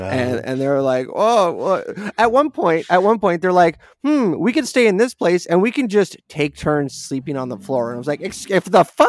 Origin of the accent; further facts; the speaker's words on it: California, United States; I'm from California.